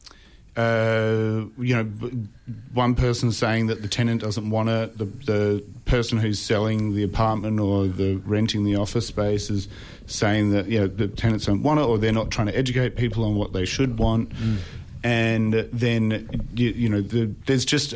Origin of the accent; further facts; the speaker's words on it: Adelaide, South Australia, Australia; also born or lived in Stockholm; I'm from Adelaide originally. But yeah, I grew up in Adelaide